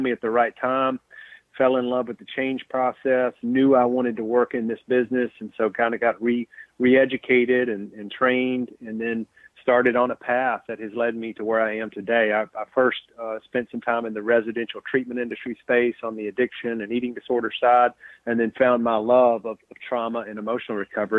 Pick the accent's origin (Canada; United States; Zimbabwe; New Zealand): United States; Tennessee; I grew up in Tennessee in a small town south of Nashville, about 90 miles, and been in Tennessee most of my life